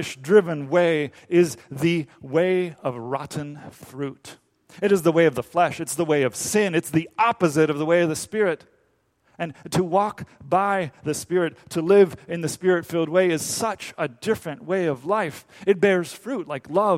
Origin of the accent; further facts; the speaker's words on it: Dominican Republic; moved away; I grew up in the Dominican Republic